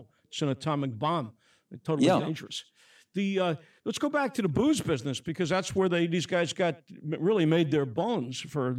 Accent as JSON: {"language": "English", "town": "New York City", "region": "New York", "country": "United States", "tie": "born or raised there", "said": "I grew up in Brooklyn"}